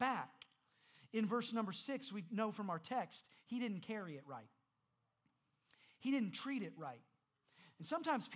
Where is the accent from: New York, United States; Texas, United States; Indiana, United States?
Indiana, United States; I'm from Indiana.